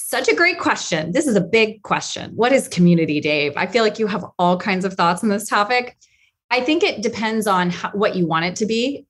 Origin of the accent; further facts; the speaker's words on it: Atlanta, Georgia, United States; moved away; I'm from Atlanta, and they were both from Georgia